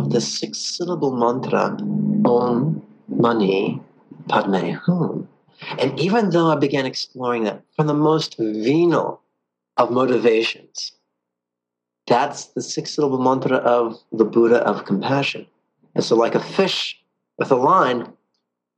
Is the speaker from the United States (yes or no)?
yes; Southern California, United States; also born or lived in San Francisco; I was born born in San Francisco, but raised in Southern California since I was about, three or four